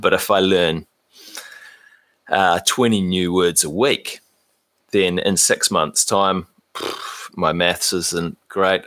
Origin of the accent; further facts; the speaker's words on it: New Zealand; as Kiwi guys, that's something that is quite easy for us to understand